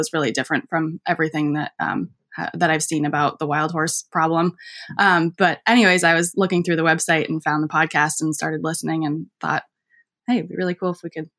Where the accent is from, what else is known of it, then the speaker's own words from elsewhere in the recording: Vermont, United States; I grew up in Vermont, and that's where I am right now.